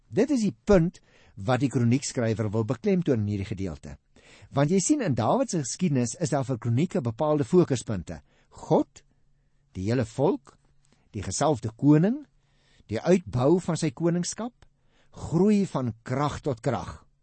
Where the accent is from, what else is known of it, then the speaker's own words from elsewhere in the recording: South Africa; as Afrikaners